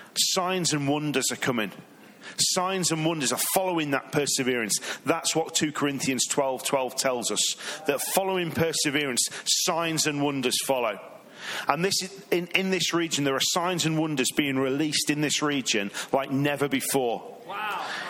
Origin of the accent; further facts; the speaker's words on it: England, United Kingdom; now in Redding, United States; I'm from England.